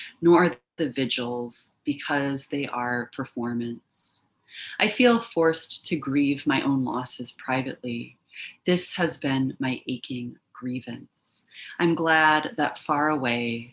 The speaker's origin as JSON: {"language": "English", "town": "Milwaukee", "region": "Wisconsin", "country": "United States", "tie": "born or raised there", "also_born_or_lived": "Miami, Florida / Fort Wayne, Indiana", "moved": "as an adult", "lives_now": "Macomb, United States"}